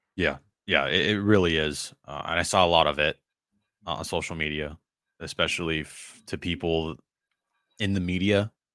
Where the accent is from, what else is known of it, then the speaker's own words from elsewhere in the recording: Bay Area, California, United States; now in San Diego, United States; I was born in the Bay Area